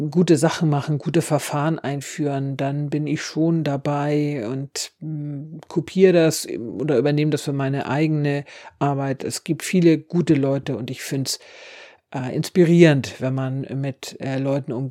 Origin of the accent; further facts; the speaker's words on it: Schleswig-Holstein, Germany; ich bin Friesin und das ist die Partei, der SSW, die am besten deren Interessen vertritt.